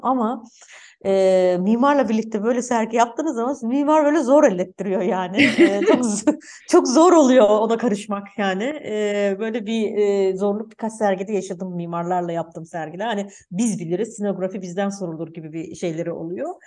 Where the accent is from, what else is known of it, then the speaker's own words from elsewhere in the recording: Germany; benim de babam Almanya'ya işçi olarak gitti. Ben de Almanya'da doğdum.